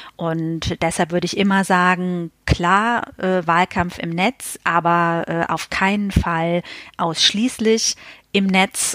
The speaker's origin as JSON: {"language": "German", "area": "Westerwald", "region": "Rhineland-Palatinate", "country": "Germany", "also_born_or_lived": "Berlin", "moved": "yes", "lives_now": "Bonn, Germany", "said": "im Westerwald, äh, wo ich herkomme"}